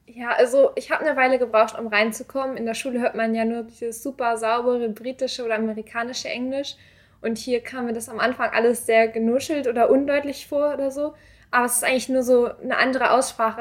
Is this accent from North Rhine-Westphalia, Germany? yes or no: no; Glinde, Schleswig-Holstein, Germany; moved away as an adult; now in Hamburg, Germany; Ich komme eigentlich aus Glinde, das ist knapp östlich von Hamburg